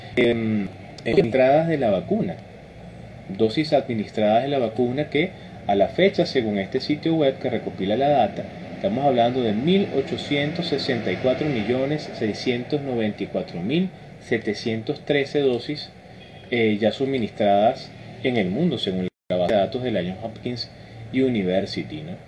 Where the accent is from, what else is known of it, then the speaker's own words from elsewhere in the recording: Venezuela; somos venezolanos